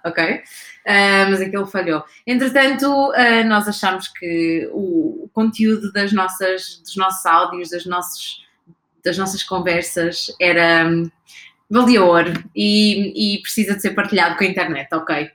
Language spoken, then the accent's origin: Portuguese; Gouveia, Centro, Portugal; now in Lisbon, Portugal; eu sou de um sítio um, no meio da Serra das Telas, chamado Gouveia